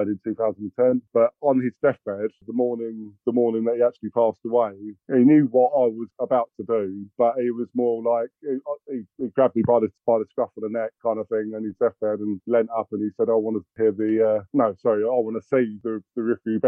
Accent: Watford, East of England, United Kingdom; I was born in Trodales, and my dad ran around and I was a junior Hornet at 11 minutes old

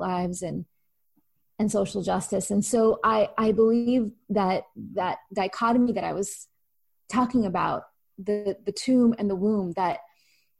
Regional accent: California, United States; I was growing up in California

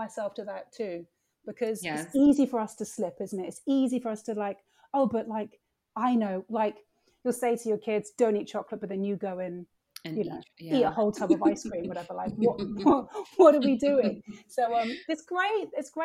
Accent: Jamaica; I was born in Jamaica.

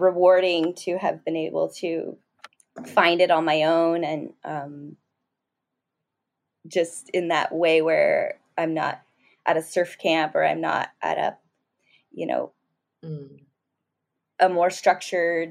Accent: Southern California, United States; growing up in Southern California

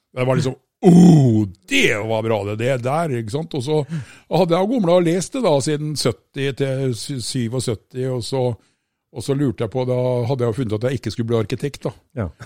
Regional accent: Østfold, Norway; Jeg er jo fra Østfold, da. ikke sant? Vi bor nede i tommeltotten av Norge

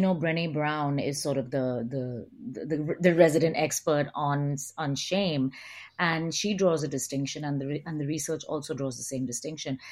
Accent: India; moved away; also born or lived in United Kingdom / United States / Australia; I grew up in India

